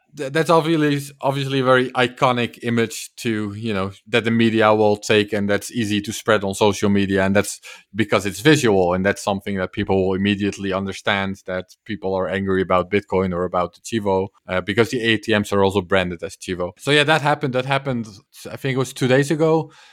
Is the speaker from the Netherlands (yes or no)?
yes; Netherlands; I'm from the Netherlands